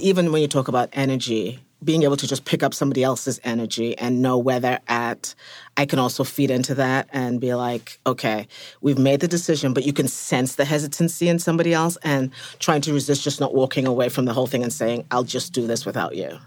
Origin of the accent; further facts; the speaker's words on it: England, United Kingdom; moved away as an adult; now in United States; from England. I've been in America for about twenty years